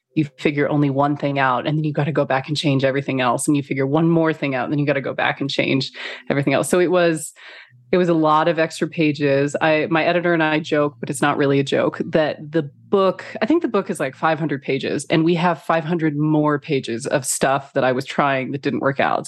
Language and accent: English; Phoenix, Arizona, United States; moved away; also born or lived in Beijing / Kuala Lumpur / London / Los Angeles; I grew up in Phoenix, Arizona